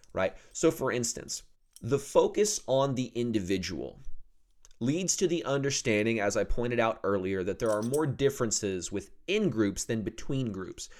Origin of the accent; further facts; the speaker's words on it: the South, United States; also born or lived in Oklahoma; I'm from the South